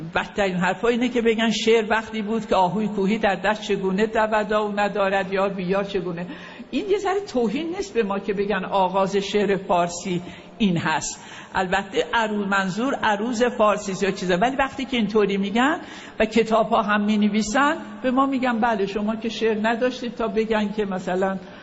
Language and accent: Persian; Khoy, West Azerbaijan, Iran; moved away; also born or lived in Tehran / Paris / Kashmar; من در شهر خوی دنیا آمدم خوی یه شهری است در شهر آذربایجان